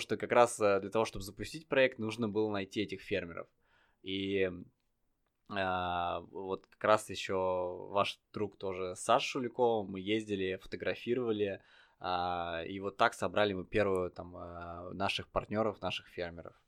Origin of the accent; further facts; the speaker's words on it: Tver Oblast, Russia; also born or lived in Saint Petersburg; я родился в Питере, а потом а, мы с родителями переехали в Тверскую область